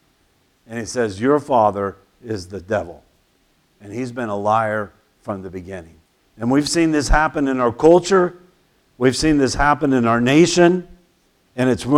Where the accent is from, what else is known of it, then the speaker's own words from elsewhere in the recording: United States; I'm patriotic. I love my country.